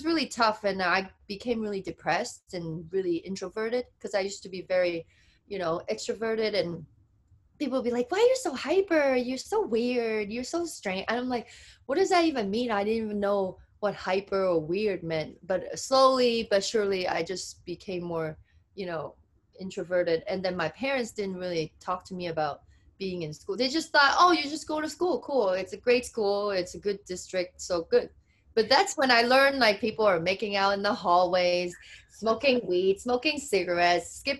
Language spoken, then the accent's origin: English; United Kingdom; accent: British; They make fun of my accent. Where you get this British accent?